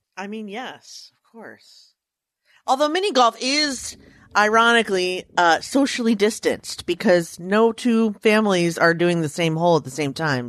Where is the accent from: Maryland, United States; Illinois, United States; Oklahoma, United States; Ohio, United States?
Maryland, United States; Frederick; I'm from Frederick, Maryland, like, the fair is a really big deal where I'm from. Like, we used to take off school